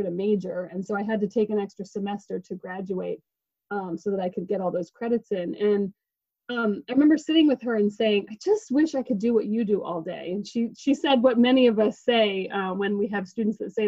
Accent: New Mexico, United States; moved away; I'm actually from New Mexico originally

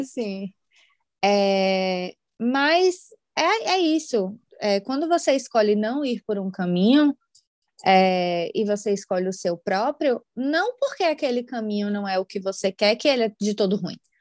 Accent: Salvador, Bahia, Brazil; moved away as an adult; now in Ireland; eu sou de Salvador

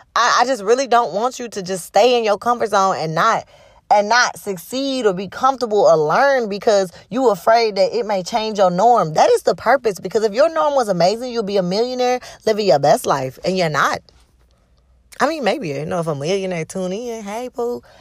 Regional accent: the South, United States; I grew up in the South

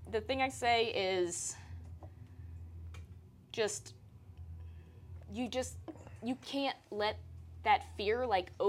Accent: Louisiana, United States; now in Texas, United States; I'm originally from Louisiana, but I've lived most of my life now here in Texas.

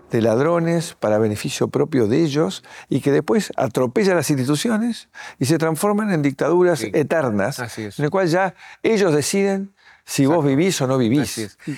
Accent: Guatemala; yo estoy en la ciudad de Buenos Aires … vengo de Guatemala

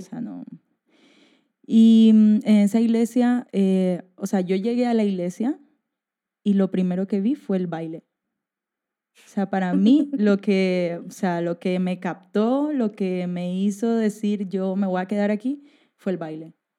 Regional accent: Barranquilla, Atlántico, Colombia; moved away as an adult; now in Spain; yo vengo de Barranquilla, que queda en Colombia, que es la costa

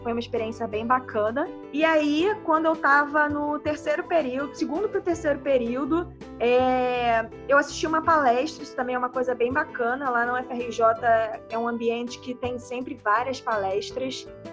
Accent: Rio de Janeiro, Brazil; moved away as an adult; now in São Paulo, Brazil; Eu tenho 30 anos, sou do Rio de Janeiro, mas desde o início desse ano eu estou morando em São Paulo

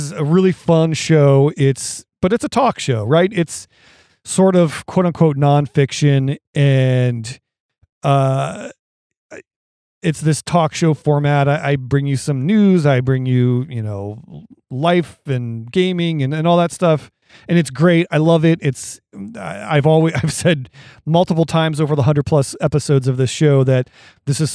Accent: Ohio, United States; we're both from Ohio. We've lived here all our lives

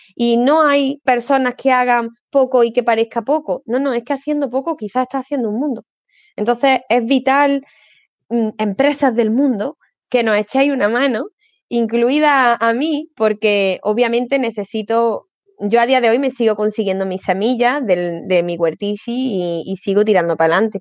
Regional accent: Córdoba, Andalusia, Spain; como soy cordobesa

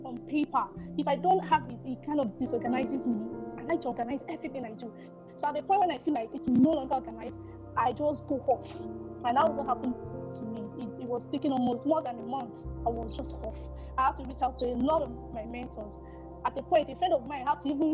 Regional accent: Nigeria

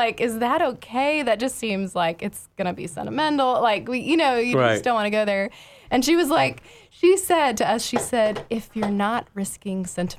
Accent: Houston, Texas, United States; moved away as an adult; also born or lived in Vancouver; I grew up in Houston, so that was kind of the only beautiful thing to look at in the suburbs of Houston.

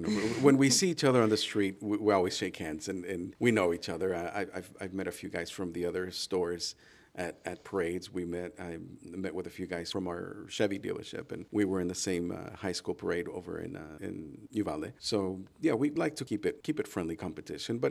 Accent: San Miguel de Allende, Guanajuato, Mexico; moved away as an adult; also born or lived in Chihuahua, Mexico / Columbia, Missouri; now in United States; I'm native from Mexico. I was born in Chihuahua, grew up in San Miguel de Allende, Guanajuato. I moved to the States in 2001

